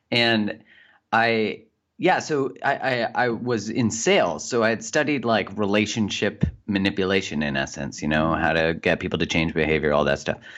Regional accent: Calgary, Alberta, Canada; in Calgary in Canada.

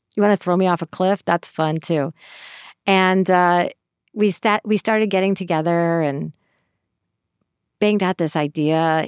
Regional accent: Syracuse, New York, United States; moved away; I grew up in Syracuse, New York.

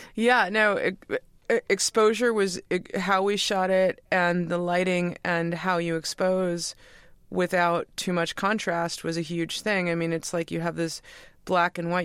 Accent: New York, United States; we grew up in New York

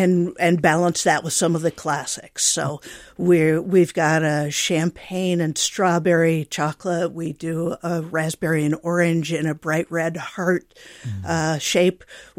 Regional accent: Iowa, United States; So like the macadamia one, we were traveling in Hawaii, and I grew up in Iowa.

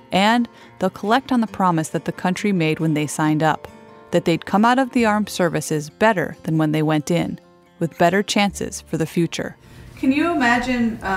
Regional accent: Indiana, United States; I mean, growing up in Indiana, I'd, I'd never heard of like

